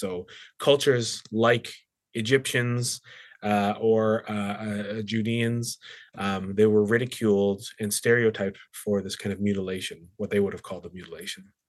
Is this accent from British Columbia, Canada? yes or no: yes; Surrey, British Columbia, Canada; moved away as an adult; also born or lived in Australia / England; I was born in the Lower Mainland, grew up in Surrey